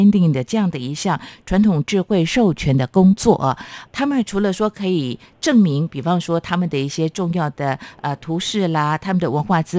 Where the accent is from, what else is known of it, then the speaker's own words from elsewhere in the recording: Chiayi, Taiwan; 那是我老家耶。